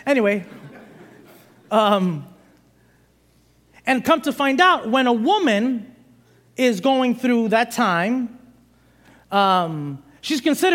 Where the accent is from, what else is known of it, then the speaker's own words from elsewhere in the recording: New York City, New York, United States; moved away; I'm originally from Brooklyn, New York